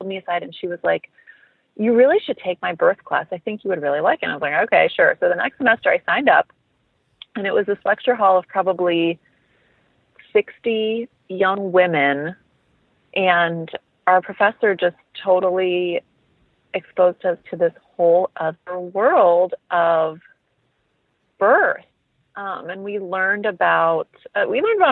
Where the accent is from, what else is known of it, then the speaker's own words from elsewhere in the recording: Midwest, United States; also born or lived in Bloomington, Indiana; I am a Midwestern girl originally. I grew up in the Midwest.